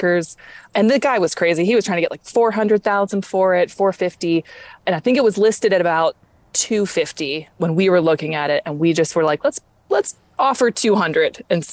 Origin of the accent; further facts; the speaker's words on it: Pittsburgh, Pennsylvania, United States; also born or lived in Brooklyn, New York; now in upstate New York, United States; I'm originally from Pittsburgh, Pennsylvania